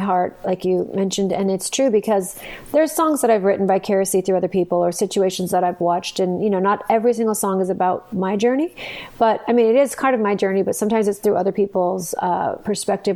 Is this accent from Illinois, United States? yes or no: no; Santa Fe, New Mexico, United States; now in Arizona, United States; I'm actually originally from Santa Fe, New Mexico. I grew up there